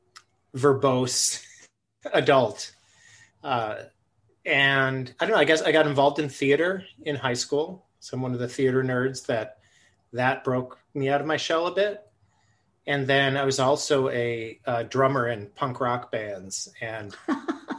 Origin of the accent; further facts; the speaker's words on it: Buffalo, New York, United States; moved away as an adult; now in Twin Cities, United States; I grew up in Buffalo, New York